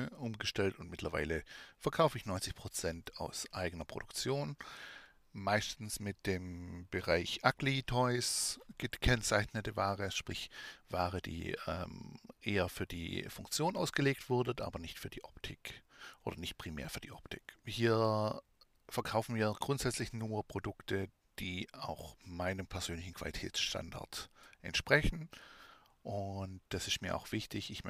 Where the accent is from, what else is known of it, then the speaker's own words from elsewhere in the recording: Baden-Württemberg, Germany; accent: Swabian; now in Thuringia, Germany; habe ich einen schwäbischen Dialekt, lebe allerdings seit mehreren Jahren in Thüringen. Meinen Dialekt werde ich trotzdem nicht loswerden, da wir Schwaben bekanntlich alles können außer Hochdeutsch.